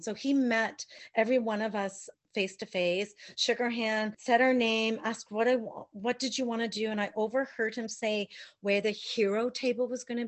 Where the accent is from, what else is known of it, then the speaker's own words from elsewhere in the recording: London, Ontario, Canada; moved away as an adult; now in White Rock, Canada; we're both from Ontario. He's from Thunder Bay. I'm from London